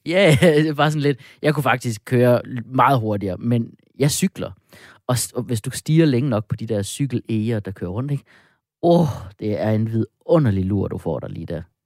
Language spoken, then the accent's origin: Danish; Jutland, Denmark; accent: Jutlandic; jeg er jo jyde